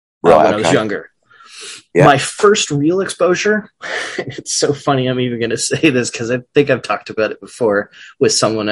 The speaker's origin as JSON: {"language": "English", "town": "San Jose", "region": "California", "country": "United States", "tie": "born or raised there", "said": "I grew up in San Jose, California"}